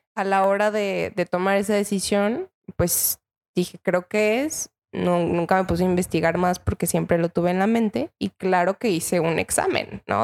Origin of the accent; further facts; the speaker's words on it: Mexico; Yo soy de Cotlán me fui a Cotlán